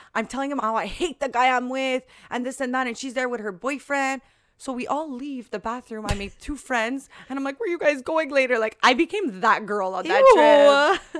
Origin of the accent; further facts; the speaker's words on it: Canada; I'm from Canada.